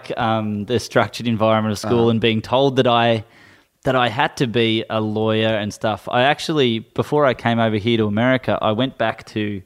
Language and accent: English; Melbourne, Victoria, Australia; I grew up in Brighton